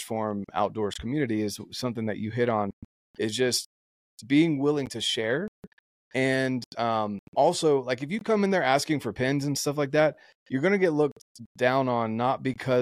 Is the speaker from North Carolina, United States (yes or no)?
yes; North Carolina, United States; moved away; where I grew up in North Carolina